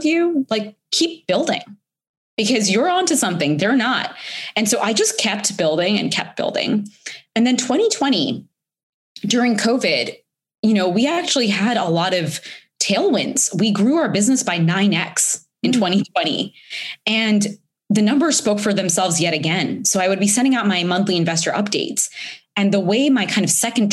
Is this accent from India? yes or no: yes; India; moved away; I'm an immigrant. I was born in India